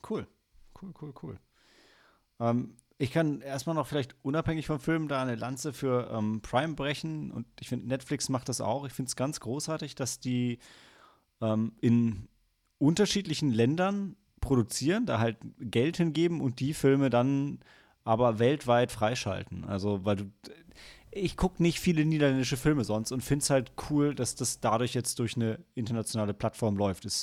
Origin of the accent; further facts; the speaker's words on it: Germany; als Deutscher sind wir es ja total gewohnt, dass ähm, unsere Vergangenheit sowohl von uns als auch von allen anderen